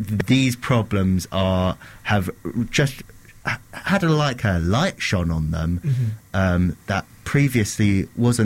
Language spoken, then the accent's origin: English; United Kingdom; part of our nationality, part of what we're proud of, coming together as British